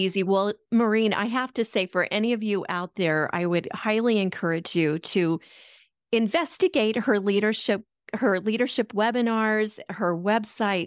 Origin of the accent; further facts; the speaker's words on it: Denver, Colorado, United States; I'm from Denver originally